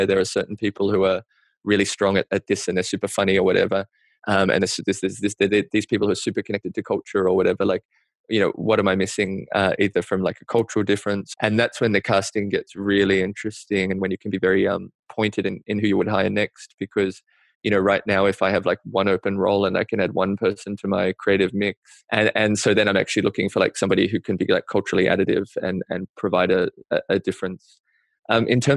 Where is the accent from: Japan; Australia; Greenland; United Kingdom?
Australia; now in New York, United States; stuff that I feel like really as an Australian kind of like gives me the chills